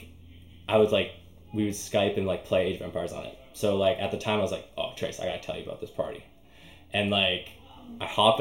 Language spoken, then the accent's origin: English; Northwest Territories, Canada; moved away; also born or lived in Edmonton, Alberta / Inuvik / Kugluktuk; I was born in Edmonton, but I lived in, like, the Northwest Territories for most of my, like, elementary childhood